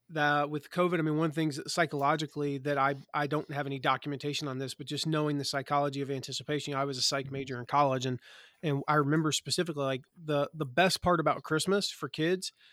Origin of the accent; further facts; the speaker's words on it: the South, United States; growing up in the South, I'd heard about it and I thought it was kind of one of those things.